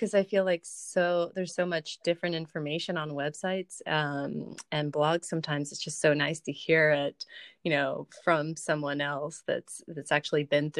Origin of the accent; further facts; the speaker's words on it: Florida, United States; moved away as an adult; now in Lozère, France; I'm from Florida